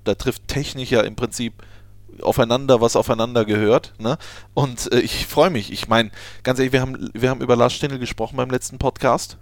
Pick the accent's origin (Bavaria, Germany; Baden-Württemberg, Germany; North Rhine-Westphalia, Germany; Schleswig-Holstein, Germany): North Rhine-Westphalia, Germany; Düsseldorf; moved away; Ich bin in Düsseldorf geboren.